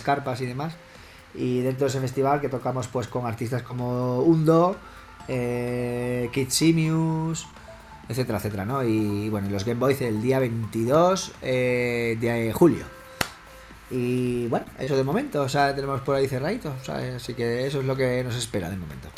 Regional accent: Badajoz, Extremadura, Spain; mi madre es asturiana, mi padre es sevillano, mi madre asturiana y yo soy de Badajoz. nacimos aquí en Extremadura

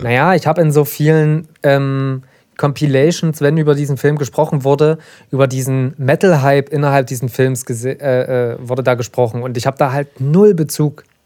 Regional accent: Saxony, Germany; ich als Sachse

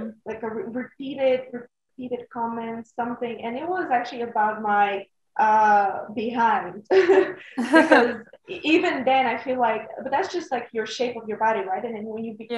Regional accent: Bulgaria; moved away as an adult; also born or lived in Netherlands; I am from Bulgaria

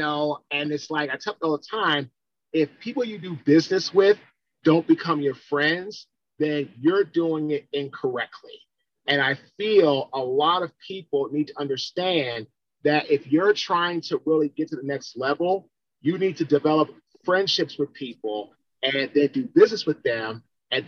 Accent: Washington, District of Columbia, United States; I'm from Washington, D.C.

